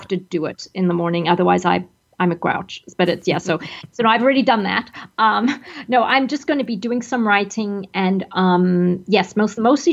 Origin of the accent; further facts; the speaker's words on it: Zimbabwe; moved away; I grew up in Zimbabwe